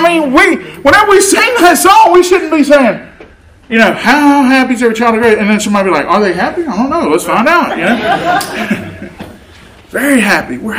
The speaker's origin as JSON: {"language": "English", "region": "Louisiana", "country": "United States", "also_born_or_lived": "Arkansas", "moved": "as an adult", "said": "I'm from Louisiana"}